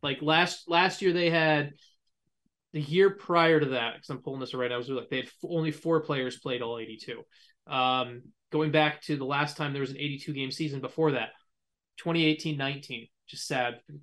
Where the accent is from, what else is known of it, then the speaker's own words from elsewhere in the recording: United States; as an American